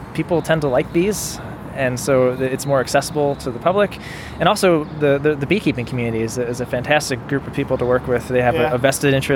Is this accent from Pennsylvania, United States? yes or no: yes; Philadelphia, Pennsylvania, United States; also born or lived in Ohio; I grew up in Philadelphia